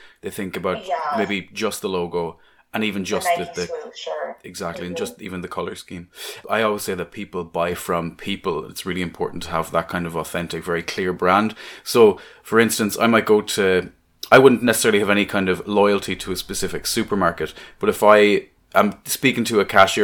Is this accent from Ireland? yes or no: yes; Ireland; now in Scotland, United Kingdom; I'm not Scottish either, I'm Irish